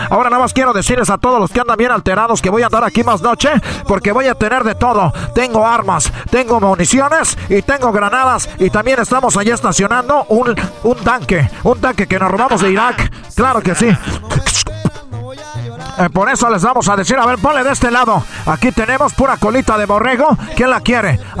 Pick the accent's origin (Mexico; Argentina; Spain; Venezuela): Mexico; Ecatepec, State of Mexico; somos del Estado de México, de allá de Ecatepec.